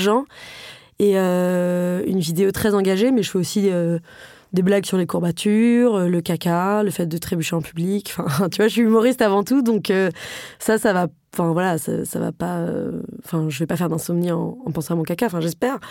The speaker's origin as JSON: {"language": "French", "town": "Paris", "region": "Île-de-France", "country": "France", "tie": "born or raised there", "said": "J'ai grandi à Paris, j'ai fait des études euh, très privilégié"}